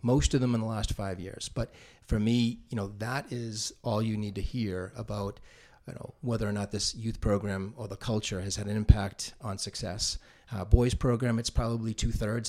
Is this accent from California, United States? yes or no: no; North Andover, Massachusetts, United States; not a townie, but I did move here in, in the third grade